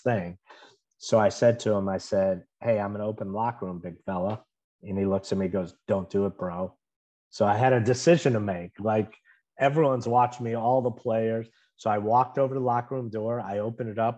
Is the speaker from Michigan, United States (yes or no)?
no; Chicago, Illinois, United States; moved away as an adult; now in Orlando, United States; I grew up in Chicago